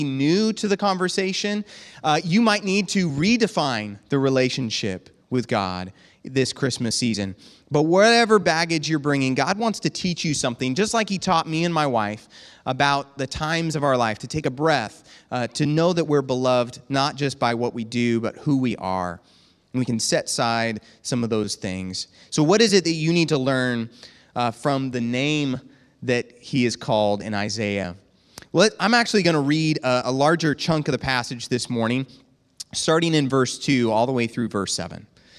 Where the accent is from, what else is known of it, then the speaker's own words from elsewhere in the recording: Bushnell, United States; from Bushnell.